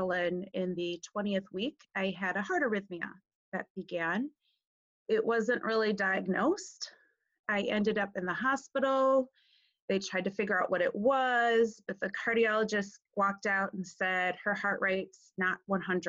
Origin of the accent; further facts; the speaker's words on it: northeast Wisconsin, United States; I grew up on a dairy farm in northeast Wisconsin, about 40 minutes north of Lambeau Field